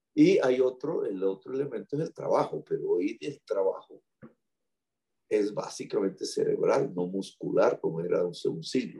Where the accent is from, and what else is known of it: Colombia